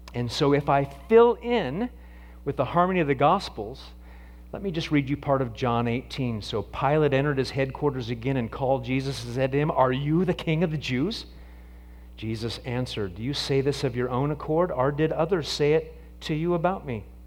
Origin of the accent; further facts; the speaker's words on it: Nebraska, United States; when I was a kid growing up in Nebraska